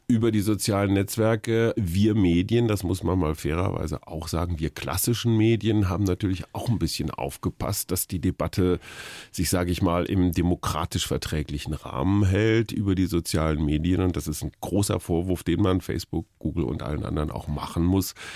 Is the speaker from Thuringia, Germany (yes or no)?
no; Berlin, Germany; bei uns in Berlin